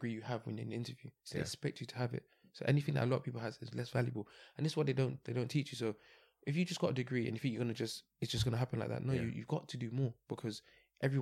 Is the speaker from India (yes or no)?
no; London, United Kingdom; born and bred in London